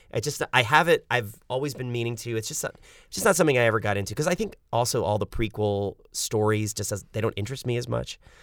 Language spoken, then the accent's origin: English; New York City, New York, United States; moved away as an adult; now in Los Angeles, United States; Lived in apartments my whole life growing up in New York City